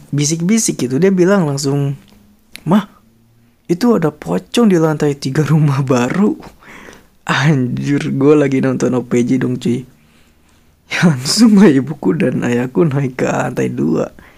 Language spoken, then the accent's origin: Indonesian; Bandung area, West Java, Indonesia; born or raised there